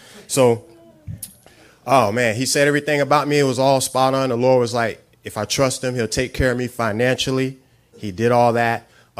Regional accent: New Orleans, Louisiana, United States; now in Dallas, United States; I come from New Orleans. I put everything in my car and everything because I'm a Cowboy fan. And I was like, you know what? I'm going there, and I'm hoping God going to let me stay in Dallas.

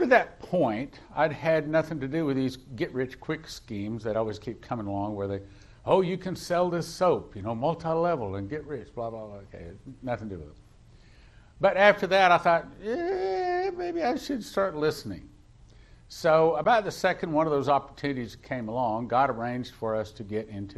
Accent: West Texas, United States; I grew up in West Texas.

